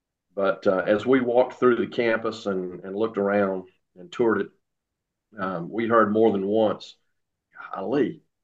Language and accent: English; Savannah, Georgia, United States; growing up in Savannah